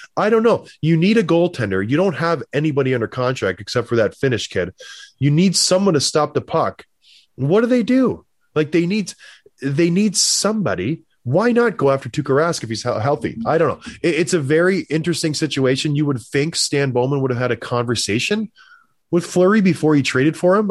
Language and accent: English; Edmonton, Alberta, Canada; I'm from Edmonton